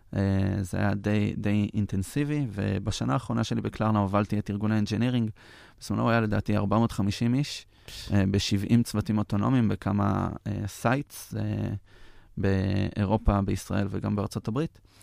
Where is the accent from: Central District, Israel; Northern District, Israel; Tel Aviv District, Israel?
Central District, Israel; Petah Tikva; גדלתי. כן. ליד השוק בפתח תקווה